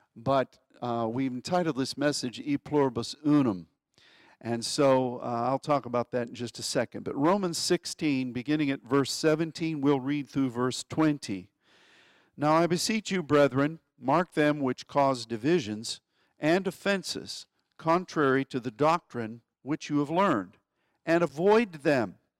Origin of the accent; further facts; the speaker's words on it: United States; as an American